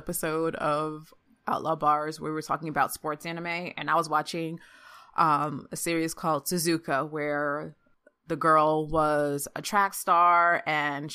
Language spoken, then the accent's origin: English; Jamaica; I'm Jamaican